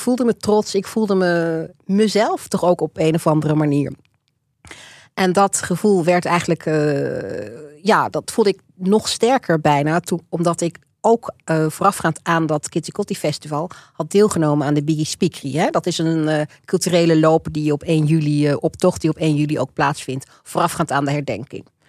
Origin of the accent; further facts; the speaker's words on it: Netherlands; also born or lived in Rotterdam / Wageningen / Leiden; ik ben opgegroeid in um, Alphen aan de Rijn en in Wageningen.